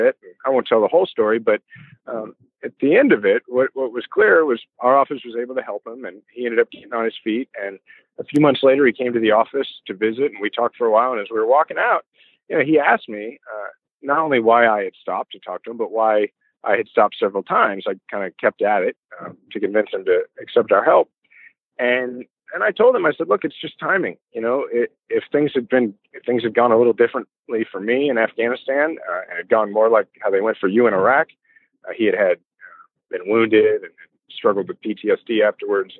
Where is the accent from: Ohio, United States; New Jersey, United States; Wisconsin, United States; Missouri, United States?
Missouri, United States; Kansas City; my family got to Kansas City in the 1880s. I'm a fifth generation Kansas Cityan